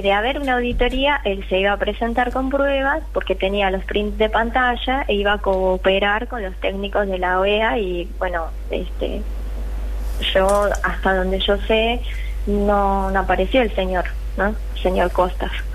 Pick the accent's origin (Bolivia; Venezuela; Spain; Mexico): Bolivia; now in Argentina